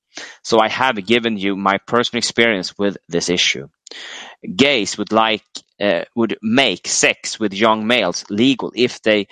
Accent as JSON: {"language": "English", "country": "United States", "tie": "born or raised there", "said": "As a teenage male growing up in America in the sexual revolution 70s, I was targeted by older males."}